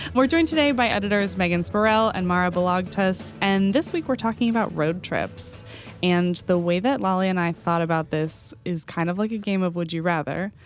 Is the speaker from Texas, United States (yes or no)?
yes; Texas, United States